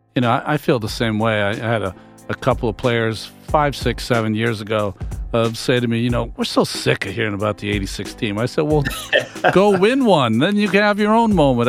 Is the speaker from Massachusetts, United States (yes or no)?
yes; Massachusetts, United States; I'm from Massachusetts. Grew up a Red Sox fan